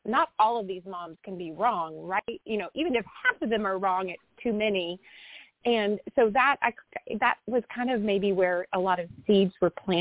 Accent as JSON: {"language": "English", "town": "Austin", "region": "Texas", "country": "United States", "tie": "born or raised there", "also_born_or_lived": "Dallas-Fort Worth area, Texas", "said": "I'm a sixth generation Texan and was born and raised in Austin."}